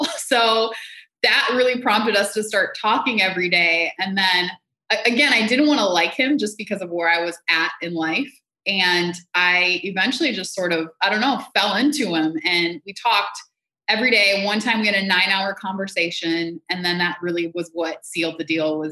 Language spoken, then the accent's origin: English; Minneapolis, Minnesota, United States; also born or lived in Jamaica / San Francisco / Puerto Rico; now in New York, United States; I am originally from Jamaica, but I grew up in Minneapolis and most recently was in New York